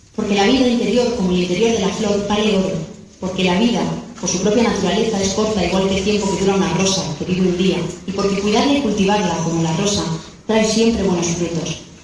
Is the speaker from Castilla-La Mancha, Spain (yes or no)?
yes; Consuegra, Castilla-La Mancha, Spain; moved away as an adult; now in Madrid, Spain; Soy consaurense de pura cepa. He vivido y crecido en esta tierra manchega maravillosa.